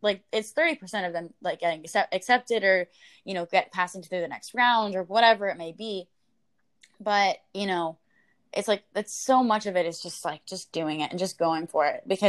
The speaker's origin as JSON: {"language": "English", "region": "Midwest", "country": "United States", "tie": "born or raised there", "said": "growing up in the Midwest, like everyone thinks they have to be ready."}